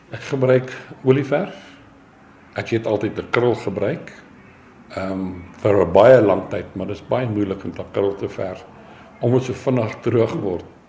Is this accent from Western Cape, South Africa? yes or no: no; Germiston, Gauteng, South Africa; moved away as an adult; also born or lived in Springs / KwaZulu-Natal; now in Pretoria, South Africa; ek het groot geword in Germiston, Primrose